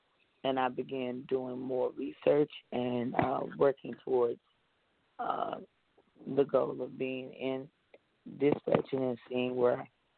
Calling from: Dallas, Texas, United States; I'm calling from Dallas, Texas.

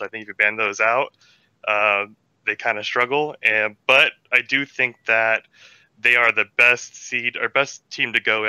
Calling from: Phoenix, Arizona, United States; Phoenix, Arizona.

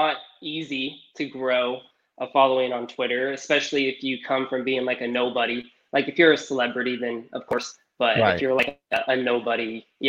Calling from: Oregon, United States; I'm calling from the West Coast. So I'm in Oregon. Okay. I'm in like the hotter part of Oregon. So like the Valley, like Roseburg, Grants Pass Valley.

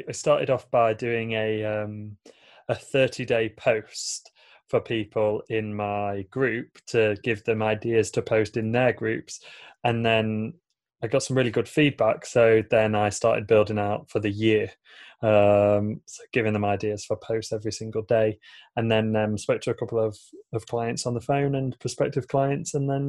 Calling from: Lincoln, East Midlands, United Kingdom; So I'm tuning in from a city called Lincoln in the UK. It's probably about 2.5 hours drive north of London.

